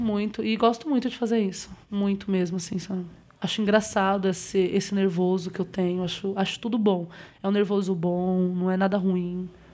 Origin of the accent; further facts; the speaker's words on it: Bahia, Brazil; now in São Paulo, Brazil; sou baiana